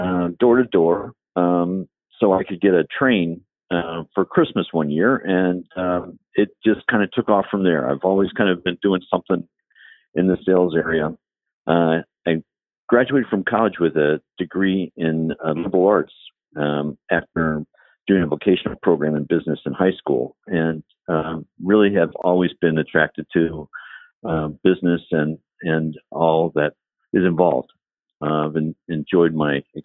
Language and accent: English; Dayton, Ohio, United States; also born or lived in Columbus, Ohio / Chicago; now in Cincinnati, United States; I grew up in Dayton, Ohio